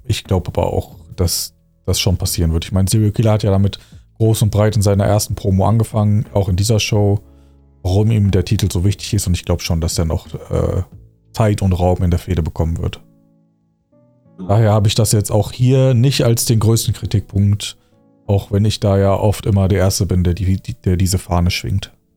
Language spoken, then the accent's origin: German; Dormagen, North Rhine-Westphalia, Germany; now in Wuppertal, Germany; Aber ich komme ja ursprünglich aus dem Rheinland. Okay, aus einer Nachbarstadt von Köln